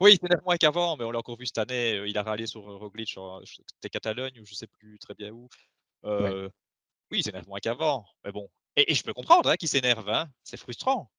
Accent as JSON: {"language": "French", "country": "Belgium", "said": "on est belge"}